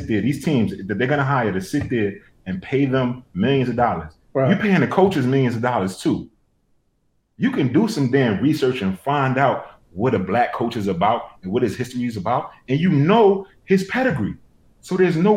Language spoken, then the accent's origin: English; New York, United States; I'm from New York